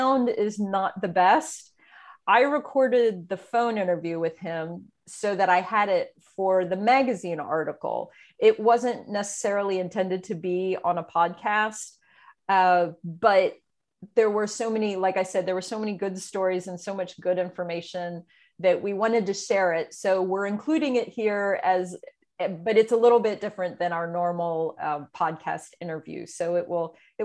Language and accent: English; Pennsylvania, United States; me growing up in Pennsylvania